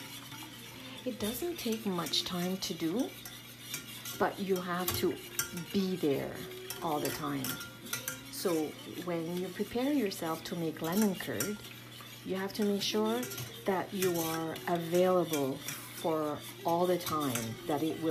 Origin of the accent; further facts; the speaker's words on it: the Maritimes, Canada; now in Charlo, Canada; I'm originally from the Maritimes, and right now I live in Charlotte